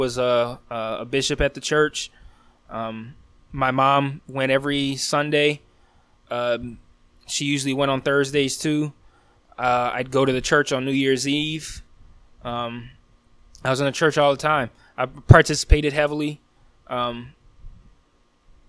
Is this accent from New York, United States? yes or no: no; Detroit, Michigan, United States; I'm born and raised in Detroit. I've lived in Detroit for over 30 of my nearly 39 years